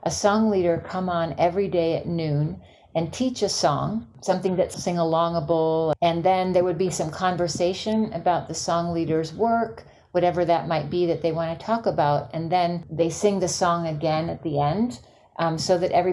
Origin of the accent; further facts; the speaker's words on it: North Carolina, United States; now in Pine Lake, Georgia, United States; the farm that I grew up on in North Carolina